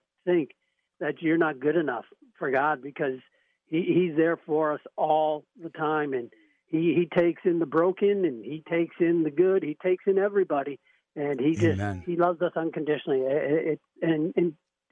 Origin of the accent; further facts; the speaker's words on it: Brookfield, Wisconsin, United States; I grew up in the Brookfield area